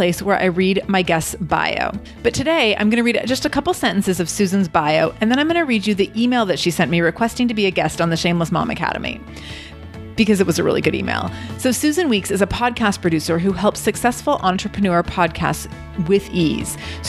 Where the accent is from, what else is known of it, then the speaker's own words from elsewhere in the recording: England, United Kingdom; Sarah, I am English, and I started my professional career as a programmer for Nissan.